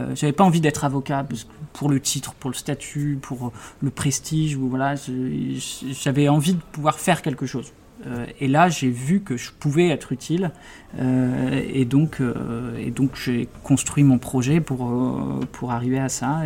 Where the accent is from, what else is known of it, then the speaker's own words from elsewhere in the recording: Brest, Brittany, France; moved away as an adult; also born or lived in Bordeaux; j'ai grandi à Brest